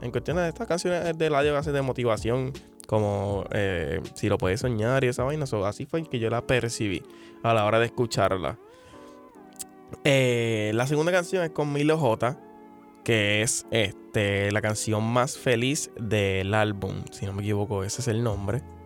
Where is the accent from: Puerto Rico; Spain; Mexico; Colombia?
Puerto Rico; como buen puertorriqueño me como las letras